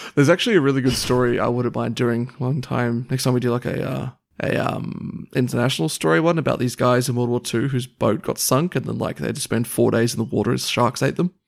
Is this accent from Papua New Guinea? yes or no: yes; Papua New Guinea; moved away; when I was growing up in New Guinea